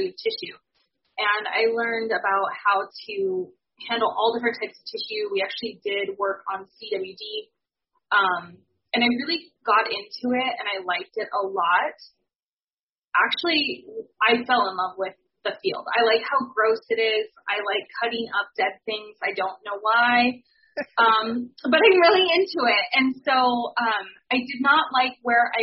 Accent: Spokane, Washington, United States; I grew up in Spokane, Washington, in the city.

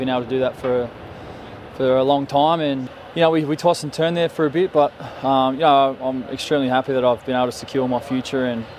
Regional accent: Cronulla-Sutherland area, New South Wales, Australia; It's my hometown area, and I grew up, you know, 20 minutes down the road. I used to sit on that hill over there, and I dream of playing for the Sharks.

